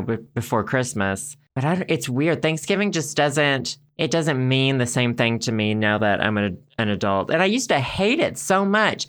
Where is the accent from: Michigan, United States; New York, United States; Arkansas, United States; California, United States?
Arkansas, United States; growing up in Arkansas